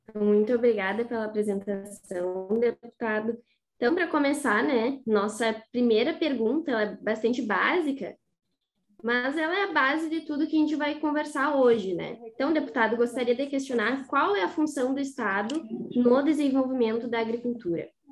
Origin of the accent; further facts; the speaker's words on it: Rosário do Sul, Rio Grande do Sul, Brazil; now in Santa Maria, Brazil; Eu sou da fronteira, sou de Rosário do Sul.